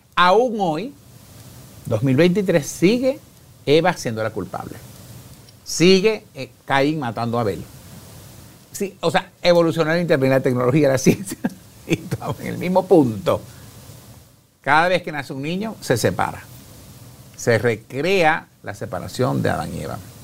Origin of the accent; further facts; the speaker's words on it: Carora, Lara, Venezuela; yo aquí estoy en Guatemala, que vengo de Venezuela